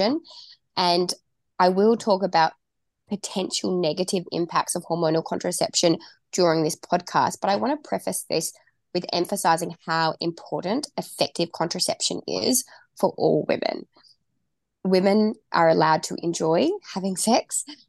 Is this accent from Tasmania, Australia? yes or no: yes; Tasmania, Australia; moved away; I am from Tasmania. I used to live there